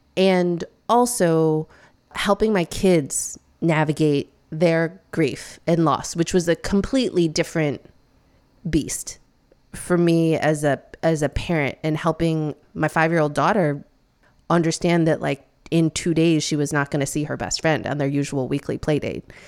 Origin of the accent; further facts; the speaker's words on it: Midwest, United States; now in New York City, United States; I'm the first person in my family to be born in the States. Um, and I grew up in the Midwest